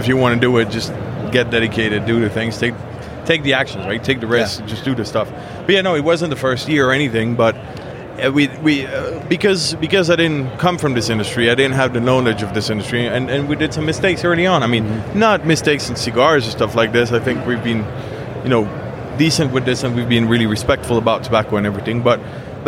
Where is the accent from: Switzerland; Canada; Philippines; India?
Switzerland; I was born and raised in Switzerland